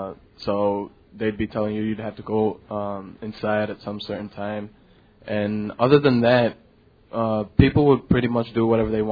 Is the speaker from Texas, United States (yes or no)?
no; Chicago, Illinois, United States; also born or lived in San Bernardino, California; I came to Chicago. And after that, I was just born and raised, actually not born, but raised in Chicago. And now I'm here in Moraine Valley studying radiology.